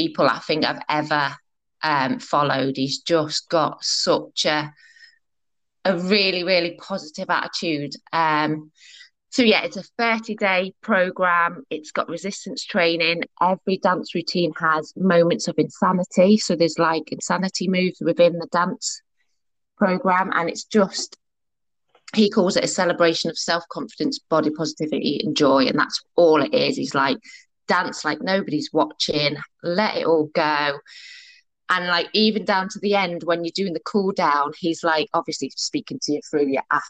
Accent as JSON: {"language": "English", "town": "Liverpool", "region": "North West England", "country": "United Kingdom", "said": "I'm from Merseyside, so Liverpool."}